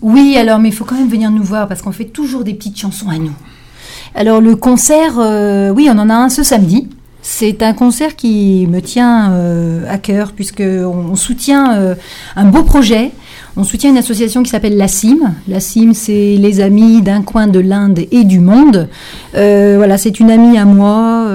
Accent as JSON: {"language": "French", "town": "L'Arbresle", "region": "Auvergne-Rhône-Alpes", "country": "France", "tie": "born or raised there", "also_born_or_lived": "Lyon", "said": "j'habite juste au-dessus de l'Arbrel, mais je suis née à l'Arbrel quand on pouvait naître encore à l'Arbrel."}